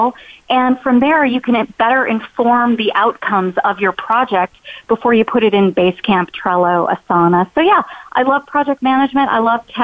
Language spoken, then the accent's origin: English; Chicago, Illinois, United States; moved away as an adult; now in North Carolina, United States; I'm originally from Chicago. I spent my first 17 years there.